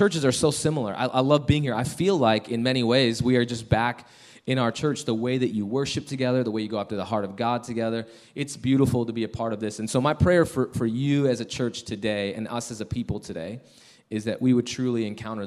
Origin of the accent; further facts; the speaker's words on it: Chicago, Illinois, United States; now in Denver, United States; We're originally from Chicago, but we live in Denver, Colorado